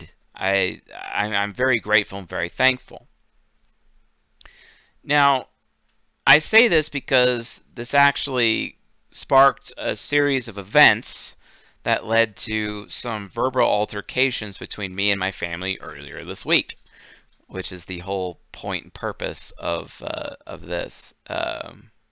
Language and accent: English; Seattle, Washington, United States; moved away; I'm from Seattle. I grew up there.